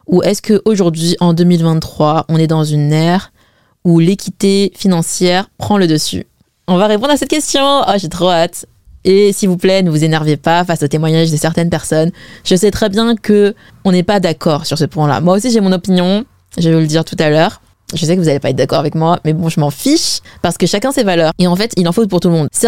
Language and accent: French; Zhejiang, China; perso, je suis chinoise et en plus, je suis chinoise Wen. Donc ça me choque pas tant que ça de voir ce témoignage, car en fait c'est ce que je vois en général autour de moi. En fait, chez les WEN, c'est toujours les mecs qui payent.